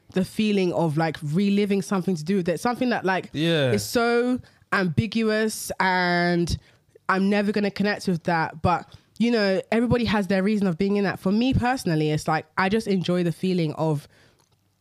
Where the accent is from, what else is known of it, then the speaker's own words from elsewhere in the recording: London, United Kingdom; London, to two Nigerian parents.